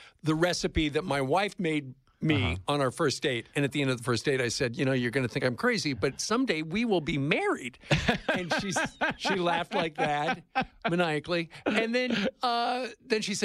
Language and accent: English; Iowa, United States; moved away; I'm from Iowa